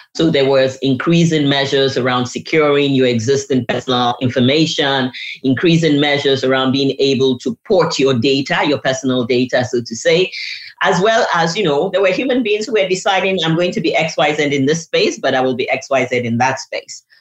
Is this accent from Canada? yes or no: no; Nigeria; I'm a Nigerian by birth